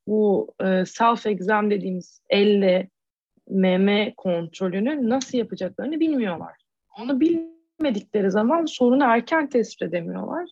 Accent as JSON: {"language": "Turkish", "country": "Turkey", "moved": "yes", "said": "bir Türk olarak"}